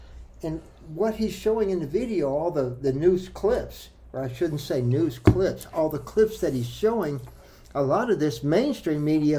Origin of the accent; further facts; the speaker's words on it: Detroit, Michigan, United States; moved away; also born or lived in the South; I grew up in Detroit and later on in the suburbs of Detroit before I moved to the South. Okay? I've been in the South for 32 years. And I live in a very small town, 1,400 people.